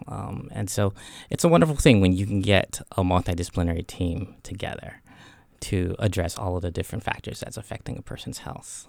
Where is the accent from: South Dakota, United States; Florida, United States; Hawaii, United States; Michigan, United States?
Hawaii, United States; I grew up in Hawaii